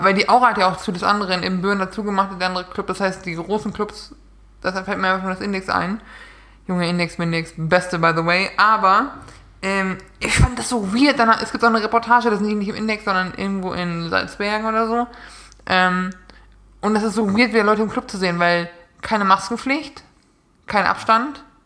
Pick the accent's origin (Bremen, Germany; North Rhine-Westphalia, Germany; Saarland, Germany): North Rhine-Westphalia, Germany; Münsterland; ich komme ja aus NRW aus Münsterland.